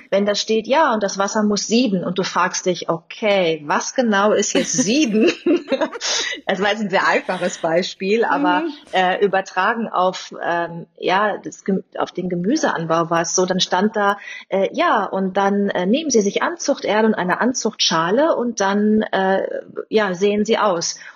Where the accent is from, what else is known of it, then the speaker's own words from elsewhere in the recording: Bad Lippspringe, North Rhine-Westphalia, Germany; ich bin relativ ländlich aufgewachsen in Bad Lippspringe bei Paderborn